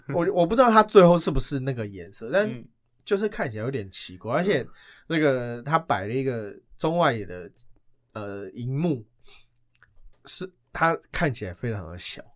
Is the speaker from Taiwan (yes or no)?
yes; Taiwan; 依照我们台湾人的个性